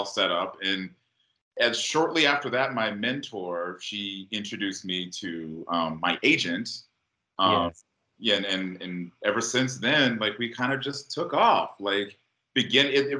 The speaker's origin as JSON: {"language": "English", "town": "Atlanta", "region": "Georgia", "country": "United States", "tie": "born or raised there", "moved": "as an adult", "lives_now": "Los Angeles, United States", "said": "I'm from Atlanta"}